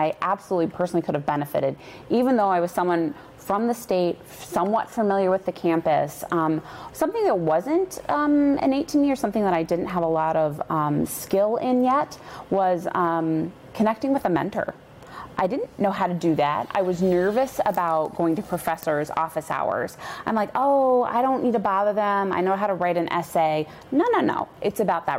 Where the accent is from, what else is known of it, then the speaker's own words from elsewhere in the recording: Indiana, United States; I'm from Indiana, and my parents went there